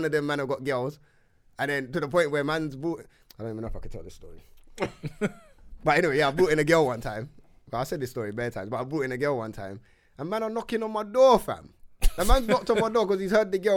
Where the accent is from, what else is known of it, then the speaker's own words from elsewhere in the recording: London, United Kingdom; I'm from Wood Green